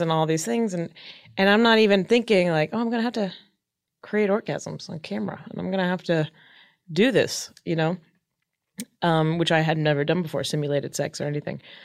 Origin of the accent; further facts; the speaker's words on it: Palm Springs, California, United States; now in Hollywood, United States; born and raised in Palm Springs, California.